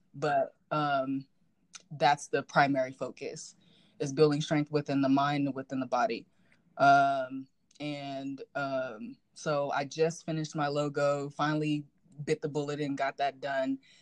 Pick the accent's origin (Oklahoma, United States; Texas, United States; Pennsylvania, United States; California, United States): California, United States; Rialto; I grew up in Rialto, California